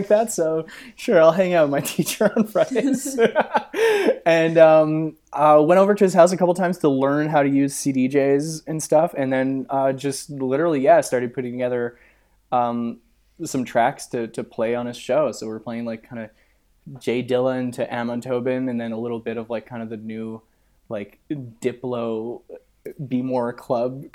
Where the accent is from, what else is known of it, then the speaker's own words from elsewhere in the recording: Montreal, Quebec, Canada; I was just a young French Quebecois boy